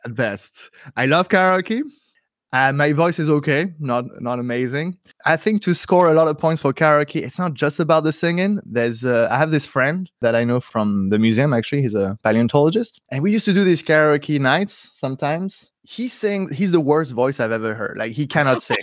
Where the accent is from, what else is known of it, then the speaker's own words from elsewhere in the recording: suburbs of Paris, Île-de-France, France; now in Berlin, Germany; So I grew up in the suburbs of Paris, in a place that has forest, actually, right next to it.